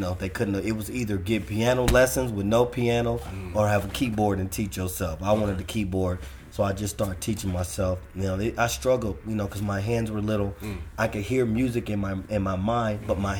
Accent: Compton, California, United States; also born or lived in Watts, Los Angeles / Inglewood / West Side, Los Angeles; I grew up in Compton, Watts, and in Inglewood

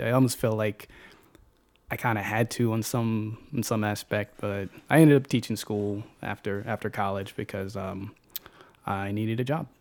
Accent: Chesterfield, Virginia, United States; also born or lived in Highland Park; born and raised in Chesterfield, um, elementary, middle, high school out there, and graduated from Monacan High School

